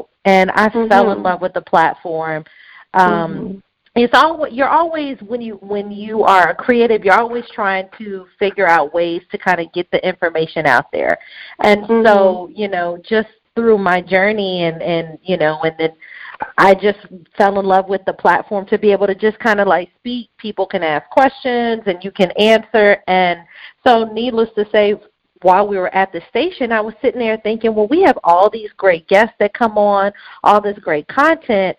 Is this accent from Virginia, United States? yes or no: yes; Hampton, Virginia, United States; moved away as an adult; now in Atlanta, United States; I'm born and raised in Hampton, Virginia.